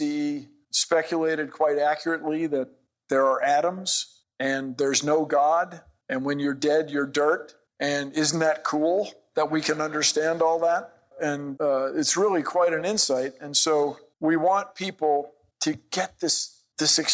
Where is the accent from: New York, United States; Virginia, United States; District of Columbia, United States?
District of Columbia, United States; Washington; when I was a little kid growing up in Washington, D.C.